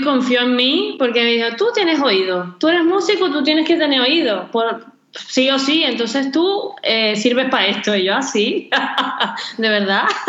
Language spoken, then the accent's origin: Spanish; Venezuela; moved away as an adult; also born or lived in Spain; now in Barcelona, Spain; tengo 13 años en España, yo soy venezolana